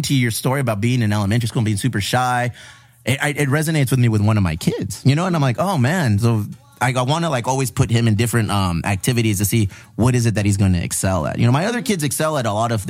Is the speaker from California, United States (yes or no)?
yes; San Diego, California, United States; all the culture that we were raised with here in San Diego